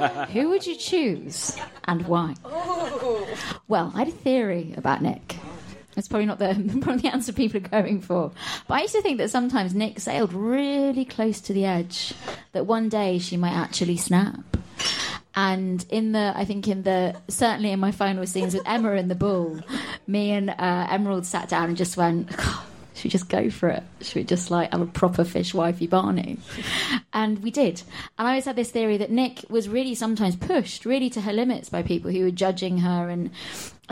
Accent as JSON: {"language": "English", "town": "Formby", "region": "North West England", "country": "United Kingdom", "said": "no, I'm not Scouse. I'm from Formby, not Liverpool"}